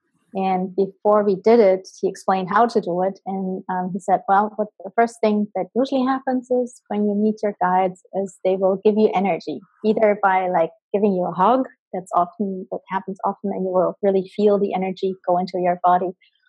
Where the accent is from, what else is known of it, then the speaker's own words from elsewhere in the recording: Colombia; born there; because I was born in Colombia and my birth mom is Embera, which is an indigenous tribe who live on the west coast in Colombia.